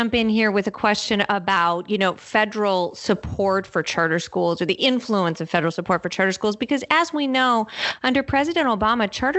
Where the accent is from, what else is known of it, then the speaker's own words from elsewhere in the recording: Massachusetts, United States; here in my home state of Massachusetts.